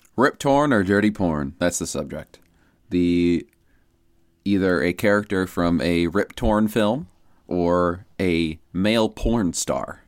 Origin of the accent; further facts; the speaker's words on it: Iowa, United States; we're from Iowa